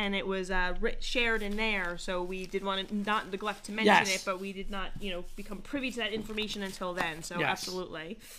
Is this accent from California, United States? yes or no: no; West Essex area, New Jersey, United States; growing up in the West Essex area